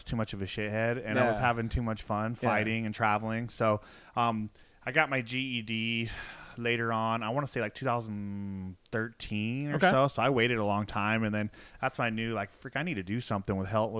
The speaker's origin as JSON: {"language": "English", "region": "California", "country": "United States", "tie": "born or raised there", "lives_now": "Nevada, United States", "said": "Growing up in Southern California my whole life."}